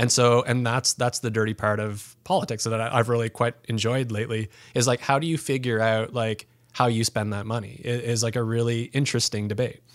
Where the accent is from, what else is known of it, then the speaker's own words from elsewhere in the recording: Pembroke, Ontario, Canada; moved away; growing up in Pembroke